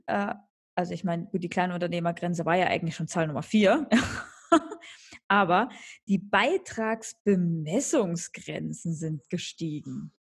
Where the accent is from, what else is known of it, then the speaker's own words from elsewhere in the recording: eastern Germany, Germany; moved away as an adult; now in Munich, Germany; aus den neuen Bundesländern, ja, aus, aus meiner Heimat sozusagen